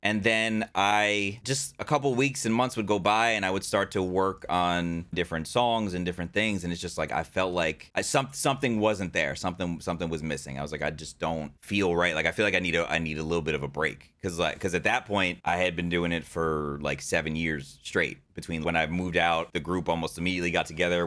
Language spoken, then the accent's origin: English; New Jersey, United States; I was born in New Jersey. I grew up there